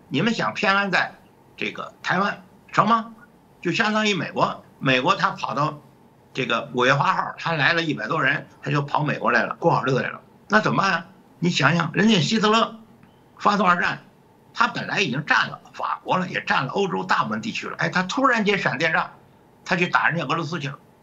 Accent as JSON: {"language": "Chinese", "country": "China", "moved": "as an adult", "lives_now": "United States", "said": "我们大陆"}